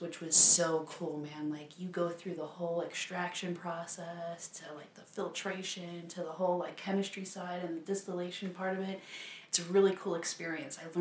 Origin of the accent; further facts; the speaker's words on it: Chicago, Illinois, United States; now in Las Vegas, United States; from Chicago originally. Moved out here to Las Vegas